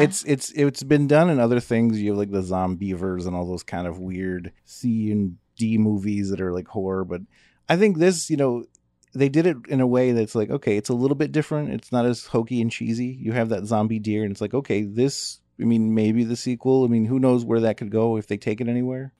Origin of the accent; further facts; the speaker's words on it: United States; because we're American